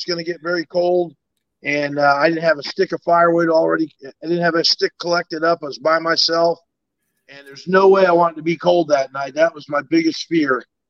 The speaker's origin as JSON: {"language": "English", "region": "New Jersey", "country": "United States", "tie": "born or raised there", "said": "No, I even tell everybody back home, like a lot of my classmates from high school, and they're like, hey"}